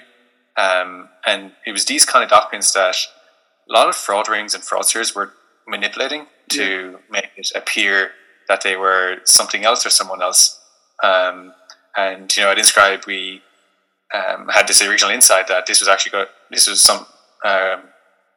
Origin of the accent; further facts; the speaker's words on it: Limerick, Munster, Ireland; moved away; also born or lived in Dublin; I'm originally from Limerick